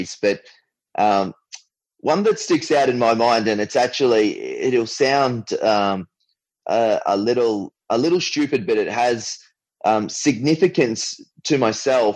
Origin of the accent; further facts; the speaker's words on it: Brisbane, Queensland, Australia; I was from Queensland